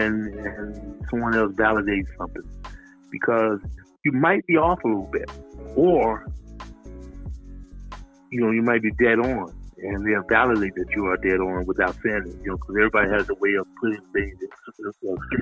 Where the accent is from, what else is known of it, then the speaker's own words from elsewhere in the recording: Selma, Alabama, United States; moved away; I was born in Selma, Alabama, and we were sharecroppers.